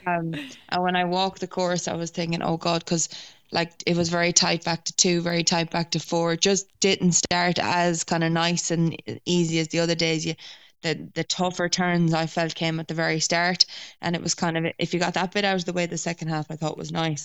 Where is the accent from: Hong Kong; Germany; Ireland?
Ireland; I suppose being Irish